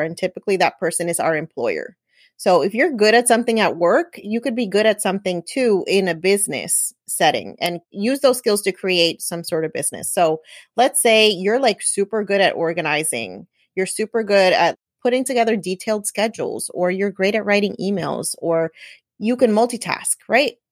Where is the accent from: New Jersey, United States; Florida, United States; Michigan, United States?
New Jersey, United States; I'm Puerto Rican. I was born and raised in New Jersey.